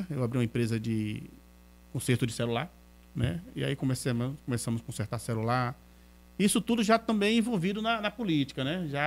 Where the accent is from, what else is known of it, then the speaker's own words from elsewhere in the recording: Feira de Santana, Bahia, Brazil; nasci aqui em Feira mas ela veio morar aqui e moramos ali na Rua Nova, muitos anos na Rua Nova, desde quando eu nasci, naquele bairro.